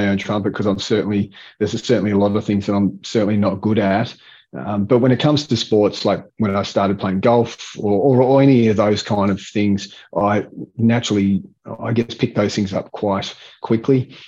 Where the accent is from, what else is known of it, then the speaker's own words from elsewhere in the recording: Hobart, Tasmania, Australia; I grew up in Hobart